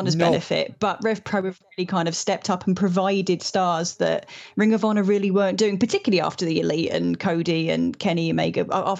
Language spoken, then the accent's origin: English; Ireland; I'm allowed to say that I'm Irish, okay. It's fine.